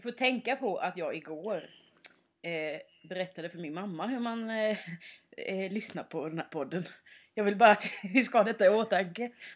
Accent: Småland, Sweden; moved away; när jag är hemma i Småland då mm. har det ju hänt att jag har liksom gått ut i skogen och plockat svamp med typ min syster eller min familj

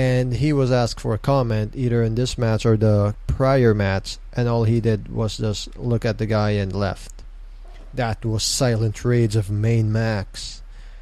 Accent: Mandaluyong, Metro Manila, Philippines; I'm from Mandaluyong. Mandaluyong represent

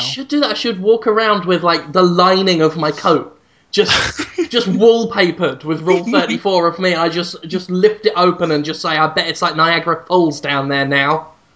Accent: United Kingdom; i'm actually proud of how shit my hometown is it's actually in a book, The Worst Cities in Britain

